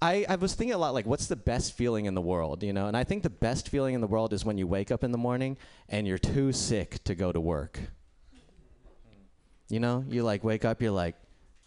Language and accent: English; India; No, yeah, I'm Indian, and samosas are an Indian food.